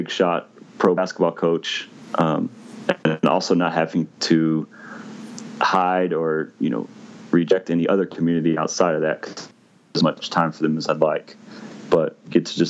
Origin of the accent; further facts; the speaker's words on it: Missouri, United States; also born or lived in Indiana; I grew up in the Midwest in Missouri, went to school in Indiana